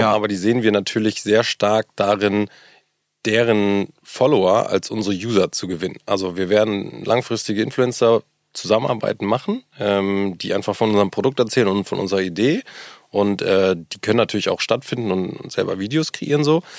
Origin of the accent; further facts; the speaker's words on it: Hamburg, Germany; auch hier gebürtiger Hamburger, was, glaub ich, auch mittlerweile eine Seltenheit ist. Ähm, groß geworden, meine ganze Familie ist hier